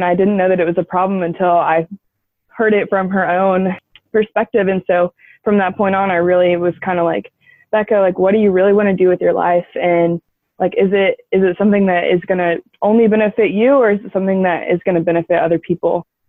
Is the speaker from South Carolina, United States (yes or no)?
yes; Charleston, South Carolina, United States; also born or lived in Clarkston, Georgia; I am from the Charleston area, and I spent my last summer living in Clarkston, Georgia, and working and living with the community there.